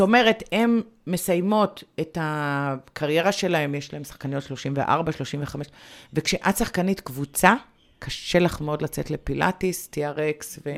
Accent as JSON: {"language": "Hebrew", "town": "Bat Yam", "region": "Tel Aviv District", "country": "Israel", "said": "אני מגיעה מבת ים"}